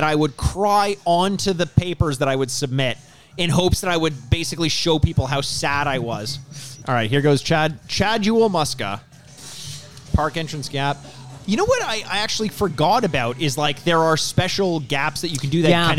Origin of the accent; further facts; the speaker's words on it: Toronto, Ontario, Canada; we're from Toronto.